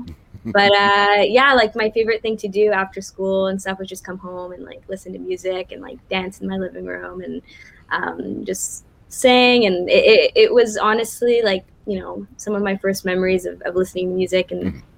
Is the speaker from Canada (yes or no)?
yes; Montreal, Quebec, Canada; From the All West Island, from the West part which is why I'm like super English.